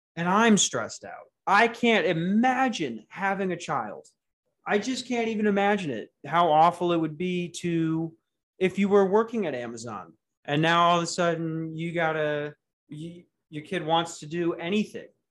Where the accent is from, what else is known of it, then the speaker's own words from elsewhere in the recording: United States; I'm an American